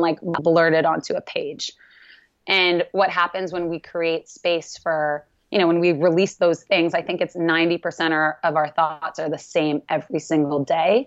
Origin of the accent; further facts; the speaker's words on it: Canada; I'm Canadian